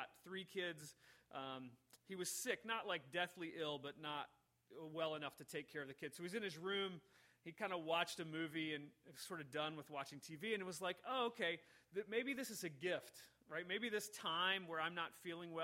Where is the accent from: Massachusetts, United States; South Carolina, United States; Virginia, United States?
Virginia, United States; Richmond; I grew up in Richmond, Virginia.